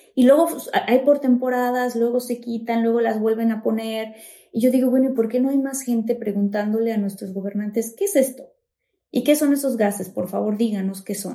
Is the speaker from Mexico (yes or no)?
yes; Mexico; en mi país, México